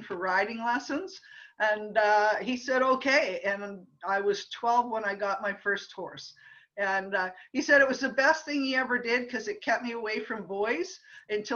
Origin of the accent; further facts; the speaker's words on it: Ottawa, Ontario, Canada; I grew up in Ottawa, in a typical middle-class family in Ottawa